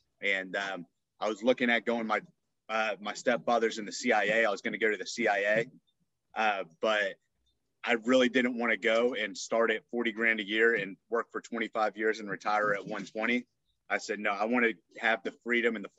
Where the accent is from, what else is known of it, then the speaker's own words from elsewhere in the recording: Northern Virginia, United States; I grew up in Northern Virginia